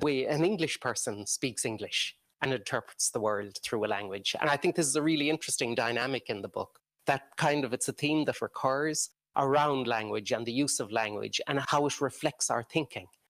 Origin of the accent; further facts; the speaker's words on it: Ireland; moved away as an adult; now in Romania; as an Irish person